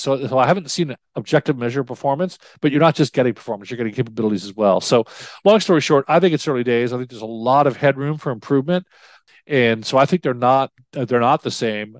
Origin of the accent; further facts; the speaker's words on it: New York, United States; moved away; I grew up in New York